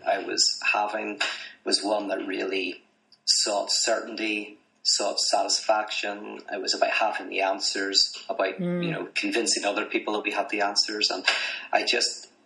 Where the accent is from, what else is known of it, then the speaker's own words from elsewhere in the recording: Belfast, Northern Ireland, United Kingdom; moved away as an adult; now in United States; I'm from Belfast, Northern Ireland originally, currently living in America